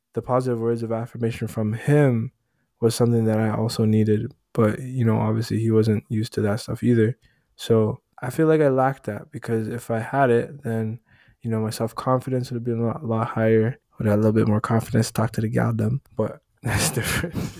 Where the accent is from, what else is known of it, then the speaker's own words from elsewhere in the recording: Jamaica; I'm Jamaican.